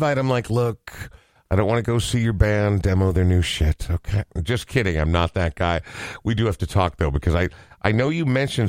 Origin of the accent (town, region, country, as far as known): Minnesota, United States; born or raised there; also born or lived in Portland, Oregon